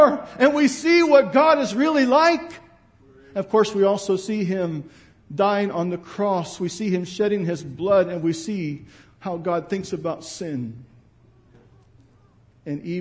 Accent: United States; I'm an American

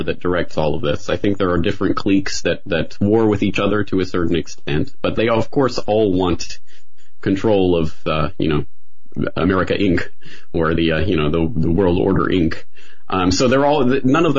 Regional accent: Canada; now in Japan; I'm a Canadian. I live in Japan

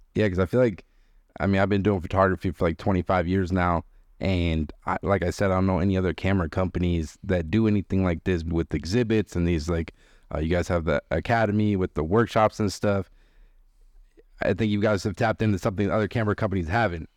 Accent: Boston, Massachusetts, United States; I'm from Boston

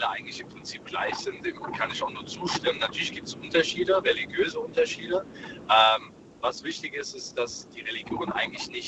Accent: Germany; born there; ich bin hier in, in Deutschland geboren und äh, deswegen kenne ich natürlich auch beide Kulturen.

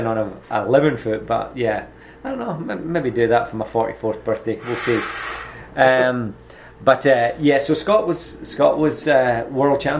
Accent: Dundee, Scotland, United Kingdom; moved away as an adult; also born or lived in Glasgow / Melbourne, Australia / California; I was born in Glasgow, and I moved to Dundee, which is on the other side. So I was in the West Coast, moved over to the East Coast, and when I was 14, I was adopted at 10 years old

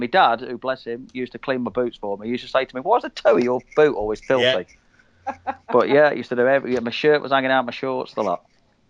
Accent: Birmingham, West Midlands, United Kingdom; accent: Brummie; born and bred in Birmingham

